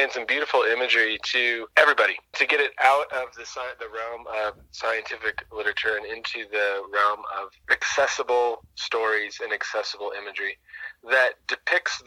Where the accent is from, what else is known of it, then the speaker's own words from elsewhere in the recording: near the Sauk River, Washington, United States; the Sauk River in Washington, which is pretty close to my hometown